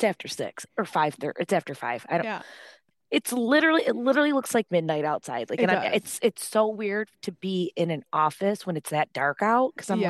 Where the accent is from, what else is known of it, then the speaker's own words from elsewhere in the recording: Dearborn, Michigan, United States; because like I grew up in Dearborn, Michigan, which is like a suburb of Detroit.